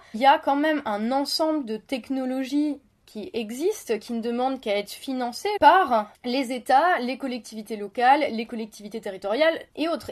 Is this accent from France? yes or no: yes; France; chez nous en France, à Paris